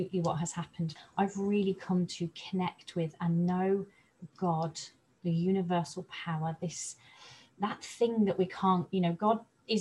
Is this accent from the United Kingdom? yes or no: yes; Coventry, West Midlands, United Kingdom; moved away as an adult; now in North Devon, United Kingdom; I live in North Devon, but I was brought up in the Midlands around the Coventry area. I moved to North Devon about 3 years ago